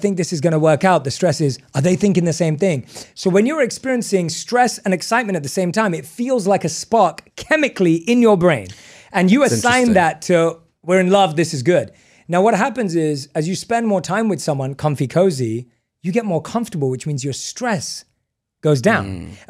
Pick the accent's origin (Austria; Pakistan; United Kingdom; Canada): United Kingdom; England; We're not surfers. We were born and raised in England. You don't go surfing in England.